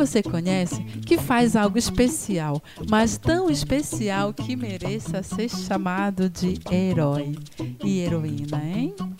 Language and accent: Portuguese; Macapá, Amapá, Brazil; Sou aqui de Macapá, na Amazônia